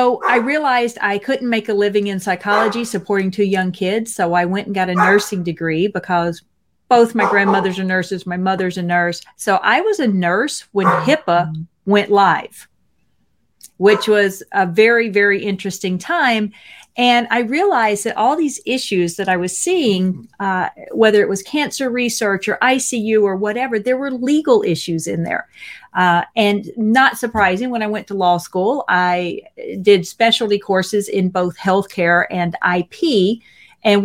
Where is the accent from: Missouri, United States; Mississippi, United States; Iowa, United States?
Mississippi, United States; So I'm from Mississippi, and I am the first in my family to get a bachelor's degree